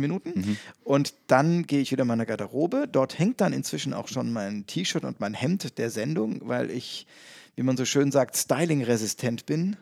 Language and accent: German; Bonn / Cologne area, North Rhine-Westphalia, Germany; nach Bonn verlagern oder nach Köln verlagern, also mehr in meine Heimat